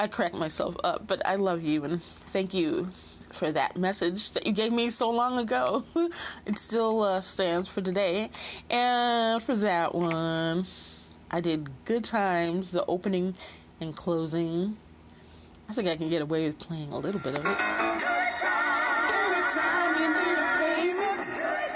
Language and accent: English; Chicago, Illinois, United States; I'm from Chicago, and I was there in the 70s and 80s, too